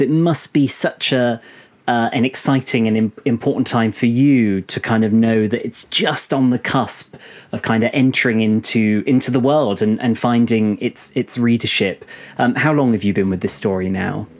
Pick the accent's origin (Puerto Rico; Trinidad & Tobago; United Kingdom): United Kingdom; I'm probably being a bit of a stereotype by being British